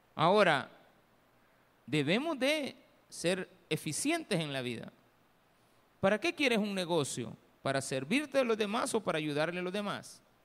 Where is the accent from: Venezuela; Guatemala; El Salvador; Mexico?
El Salvador; nosotros, que El Salvador